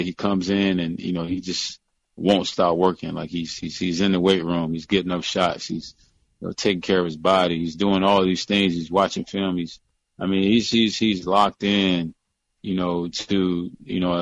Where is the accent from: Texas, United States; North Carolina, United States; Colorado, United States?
North Carolina, United States; moved away as an adult; also born or lived in Virginia; I grew up in North Carolina, went to college in Virginia